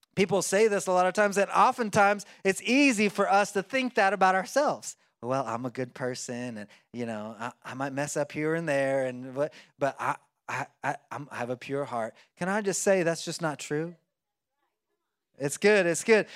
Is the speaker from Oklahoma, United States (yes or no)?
yes; Oklahoma, United States; I like to eat corn on the cob 'cause I'm from Oklahoma and we do that sometimes